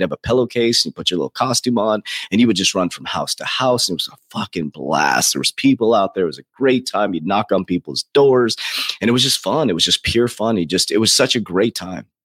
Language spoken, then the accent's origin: English; United States; Now I'm proud to be an American. I built, you know, $1 million company as an American here